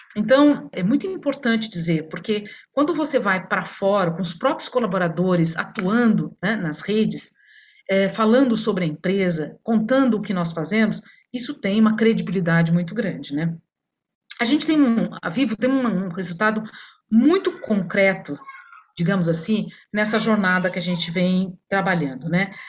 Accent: Minas Gerais, Brazil; Sou mineira

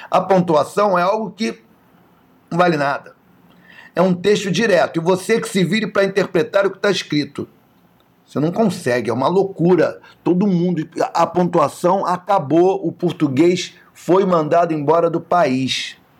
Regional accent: Rio de Janeiro, Brazil; Nasci em Madureira, não nasci em Nova York

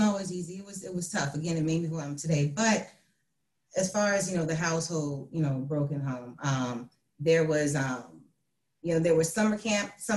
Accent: Hampton, Virginia, United States; I'm from Hampton, Virginia. I'm the oldest of four. You know, I lived there for pretty much most of my life.

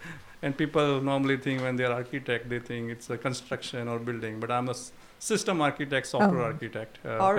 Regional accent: Ahmedabad, Gujarat, India; also born or lived in Houston; now in Sugar Land, United States; I'm originally from Ahmedabad, Gujarat, but been in states for 25 years.

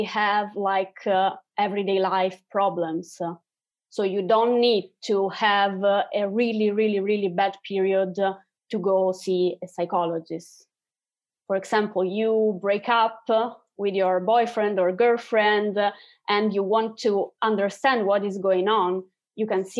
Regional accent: Italy; especially here in Italy, we are from Italy

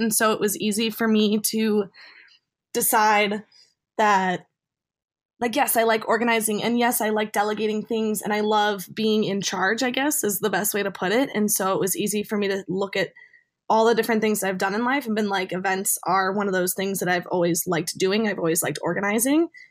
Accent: a suburb of Chicago, Illinois, United States; my hometown, a suburb of Chicago

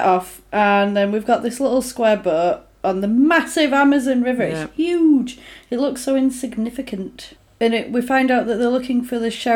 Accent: England, United Kingdom; We're English. We don't sound like that.

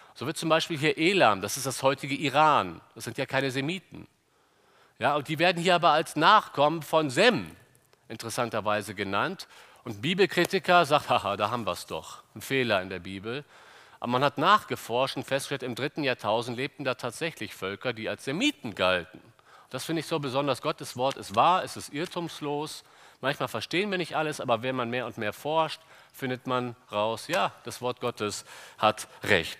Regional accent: Cologne, North Rhine-Westphalia, Germany; wir Kölner

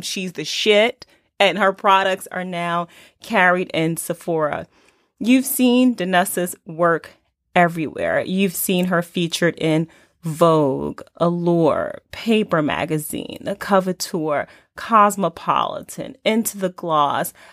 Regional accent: Newark, New Jersey, United States; as a young girl growing up in Newark, New Jersey

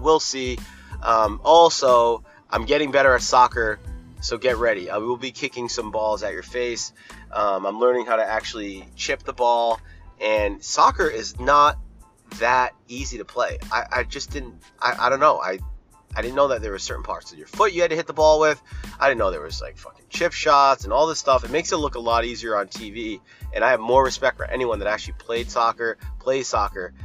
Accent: Rhode Island, United States; I'm from Rhode Island

